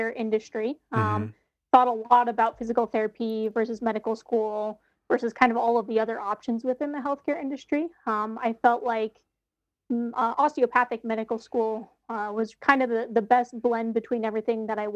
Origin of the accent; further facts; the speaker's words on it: Aurora, Colorado, United States; I grew up in Aurora